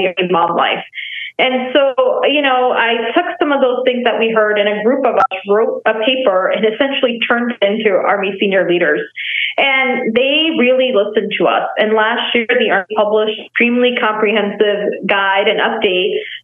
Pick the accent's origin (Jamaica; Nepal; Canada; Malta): Nepal; moved away; also born or lived in Texas; I was born and raised in Nepal, and then I moved to Texas